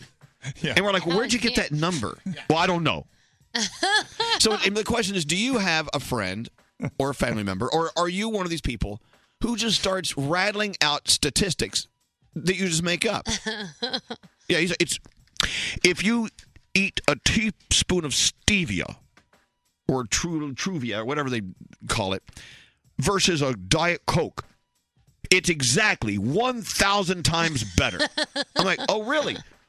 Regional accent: Southern United States, United States; we're from the South. So, you know, We all speak differently.

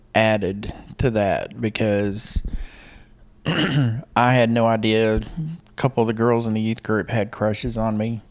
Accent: Harrison, Arkansas, United States; moved away as an adult; also born or lived in Little Rock, Arkansas / Waco, Texas; Harrison, Arkansas. I grew up in Harrison.

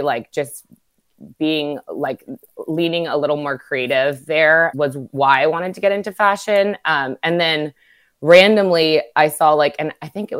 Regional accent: Newport Beach, California, United States; I grew up in Newport Beach

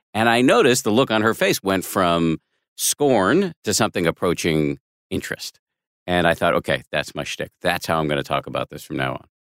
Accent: Boston, Massachusetts, United States; moved away; also born or lived in Maine; I went to school in Maine, but I'm from Boston, not far away

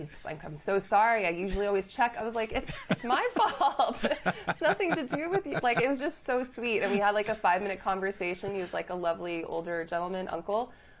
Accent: California, United States; moved away as an adult; also born or lived in San Francisco; now in Singapore; I'm an American, but I've been here 3 years, and please don't hold that against me that I'm American.

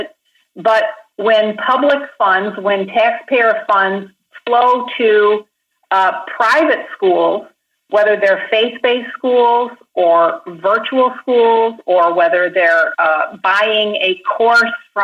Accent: Grand Rapids, Michigan, United States; a small urban Christian school in my hometown of Grand Rapids

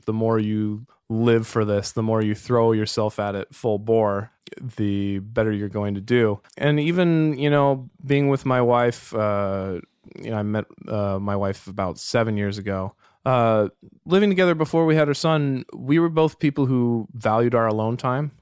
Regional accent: Walnut Creek, California, United States; also born or lived in Berkeley, United States; now in Cotati, United States; I grew up in Walnut Creek

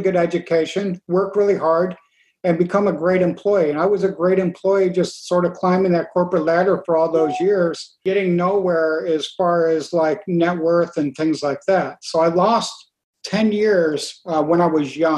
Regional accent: New York, United States; where we grew up in New York State

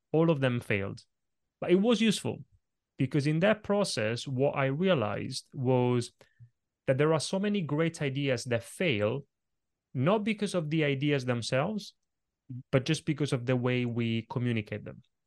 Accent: Italy; moved away; when I was a little kid growing up in Italy

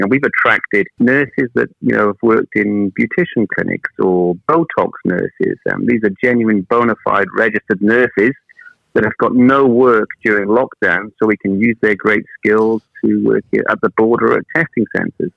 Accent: Wales, United Kingdom; also born or lived in Manchester; now in New Zealand; I'm actually from Wales originally

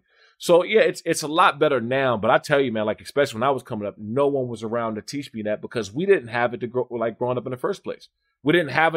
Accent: United States; also born or lived in Maryland / Washington, D.C.; I grew up in Maryland and in D.C.

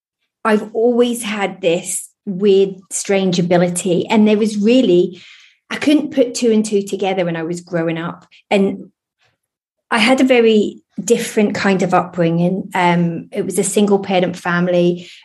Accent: Lowestoft, East of England, United Kingdom; also born or lived in Oldham; I was born in Oldham and then brought up in Lowestoft near Great Yarmouth.

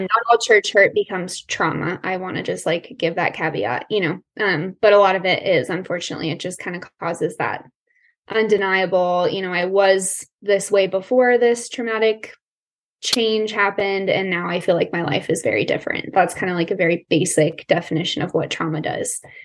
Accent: Colorado, United States; I was born and raised in Colorado. I'm still here

